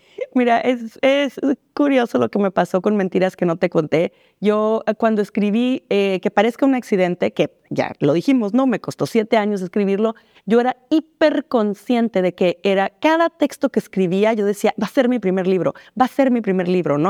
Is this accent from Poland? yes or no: no; Mexicali, Baja California, Mexico; me sentí un poco este, extranjera en mi pueblo, ¿no? Porque no allá en Mexicali es, muy, es una frontera muy distinta